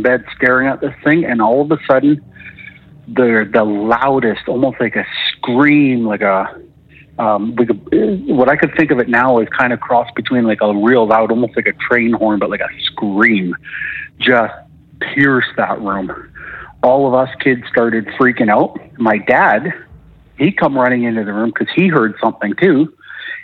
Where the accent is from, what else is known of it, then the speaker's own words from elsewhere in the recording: Alberta, Canada; calling from Alberta